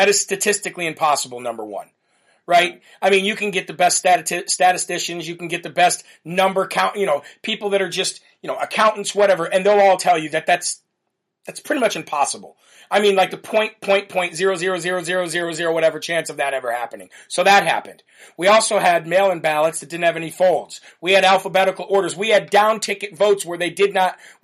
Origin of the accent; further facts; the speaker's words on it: Illinois, United States; now in New Hampshire, United States; I'm from Illinois